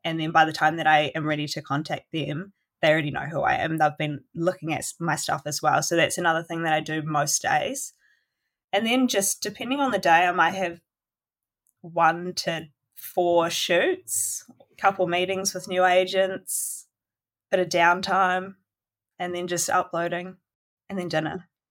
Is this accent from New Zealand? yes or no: yes; Golden Bay, Tasman, New Zealand; now in Nelson, New Zealand; that's where I grew up in Golden Bay